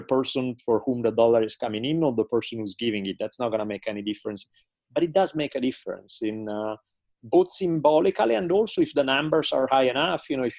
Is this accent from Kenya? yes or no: no; Italy; growing up in Italy, where everything all the time is soccer.